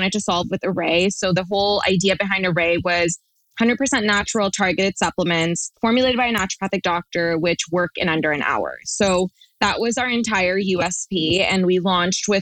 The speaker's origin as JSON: {"language": "English", "town": "Toronto", "region": "Ontario", "country": "Canada", "said": "we're from Toronto"}